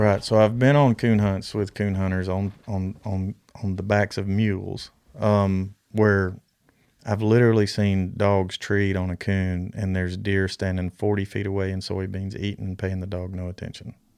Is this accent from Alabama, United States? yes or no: yes; Alabama, United States; when I grew up in Alabama